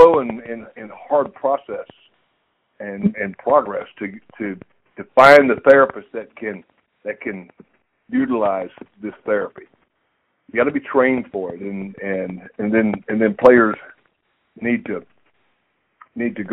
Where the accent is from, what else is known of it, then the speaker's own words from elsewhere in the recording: Monticello, Florida, United States; moved away as an adult; also born or lived in Los Angeles, California; I'm from Monticello, Florida